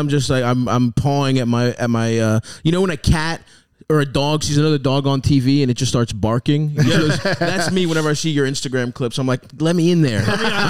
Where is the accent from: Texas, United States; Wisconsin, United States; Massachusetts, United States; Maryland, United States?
Maryland, United States; I'm from Maryland, yeah.